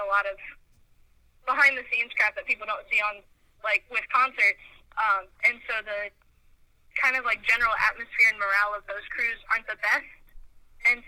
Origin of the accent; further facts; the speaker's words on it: Ohio, United States; moved away as an adult; now in Nashville, United States; I moved here 3 years ago. I grew up in Ohio.